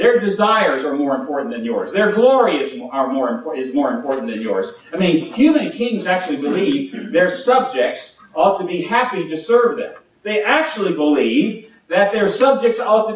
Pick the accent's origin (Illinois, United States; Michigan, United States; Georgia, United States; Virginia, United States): Virginia, United States; now in Alabama, United States; I come from Virginia